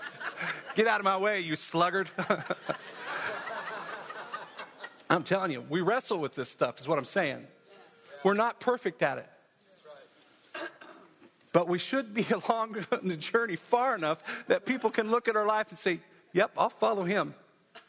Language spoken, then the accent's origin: English; Wyoming, United States; I'm from Wyoming